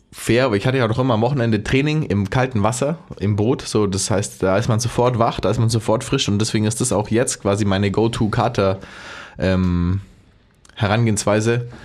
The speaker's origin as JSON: {"language": "German", "town": "Augsburg", "region": "Bavaria", "country": "Germany", "said": "Und ich komme ja aus der Stadt des Spezies eigentlich. Augsburg ist ja Stadt des Spezies."}